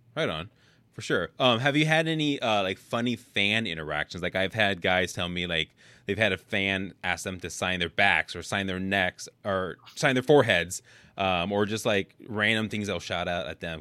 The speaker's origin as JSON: {"language": "English", "town": "Oakland", "region": "California", "country": "United States", "tie": "born or raised there", "said": "I grew up in Oakland"}